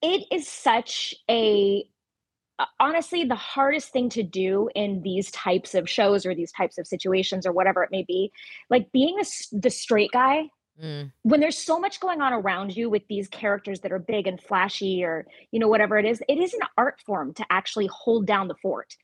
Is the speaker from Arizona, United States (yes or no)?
no; Ventura County, Southern California, United States; I grew up in Southern California, so luckily there was a lot available to me theater-wise. There was great theaters in, you know, the Ventura County area that I grew up in, Los Angeles